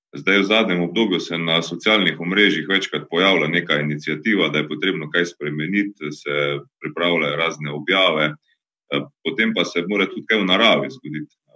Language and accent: Slovenian; Carinthia, Slovenia; mojega domačega kraja, ki ga imam zelo rad, torej ravno na Koroškem ali pa gledano Koroške kot regije, iz katere prihajam